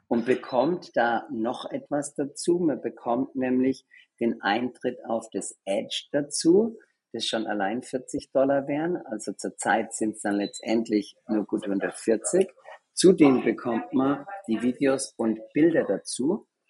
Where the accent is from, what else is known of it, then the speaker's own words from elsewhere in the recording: Germany; accent: Australian; also born or lived in Australia; now in New York, United States; Aber ich mhm. bin eigentlich aus Deutschland